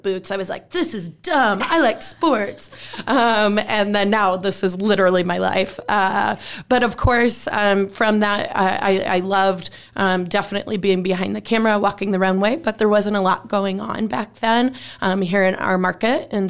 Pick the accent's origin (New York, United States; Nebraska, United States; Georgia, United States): Nebraska, United States; Omaha; I was born and raised here in Omaha